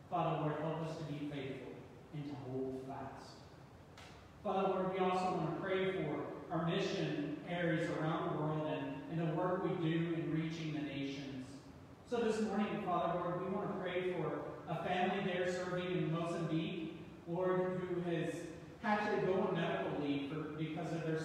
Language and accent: English; East Tennessee, United States; Growing up in East Tennessee was a joy. I got to step out my back door and take hikes up in the mountain